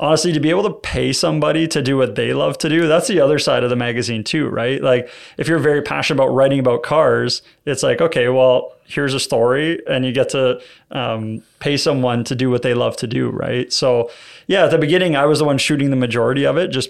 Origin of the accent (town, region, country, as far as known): Hamilton, Ontario, Canada; born or raised there